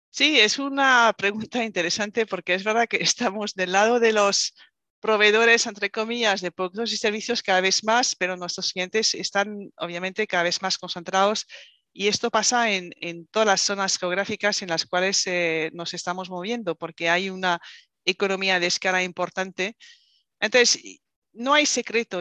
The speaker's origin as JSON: {"language": "Spanish", "country": "France", "second_language": "Spanish", "moved": "as an adult", "lives_now": "Spain", "said": "soy francesa, me fui a vivir eh, a España"}